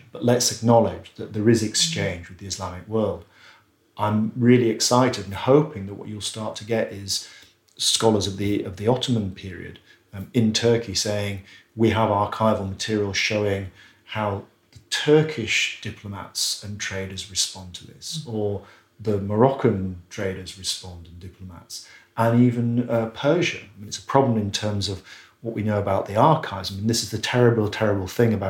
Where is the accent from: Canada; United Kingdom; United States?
United Kingdom; just outside Bradford, Yorkshire and the Humber; I grew up just outside Bradford in the 1970s.